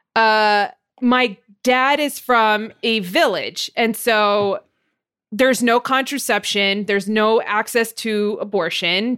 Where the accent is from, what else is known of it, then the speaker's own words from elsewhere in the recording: Montebello, California, United States; I'm from Montebello.